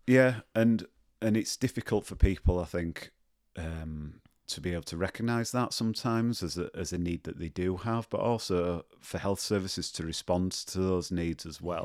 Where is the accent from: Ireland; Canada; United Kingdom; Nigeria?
United Kingdom; Leeds, Yorkshire and the Humber; moved away as an adult; also born or lived in Birmingham; I grew up in, I grew up in Leeds, um, in a place called Rothwell